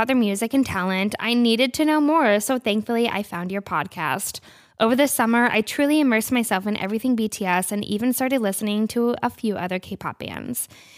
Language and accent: English; New Hampshire, United States; I'm 19 from New Hampshire.